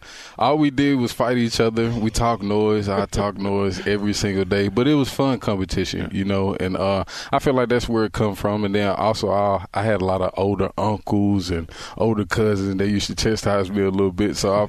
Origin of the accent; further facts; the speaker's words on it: Texas, United States; I'm just a football player. That's what I do. I'm from Texas, you know.